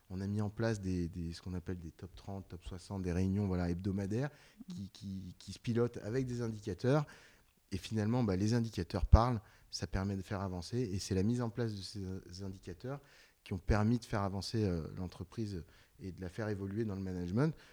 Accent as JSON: {"language": "French", "town": "Lyon", "region": "Auvergne-Rhône-Alpes", "country": "France", "said": "je suis lyonnais, j'aime bien que l'OL gagne"}